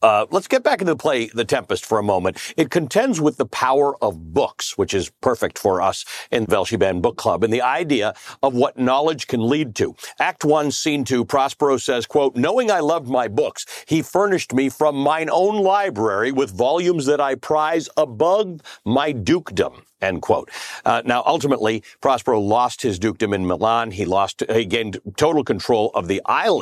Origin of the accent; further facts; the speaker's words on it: Toronto, Ontario, Canada; now in United States; I grew up in Toronto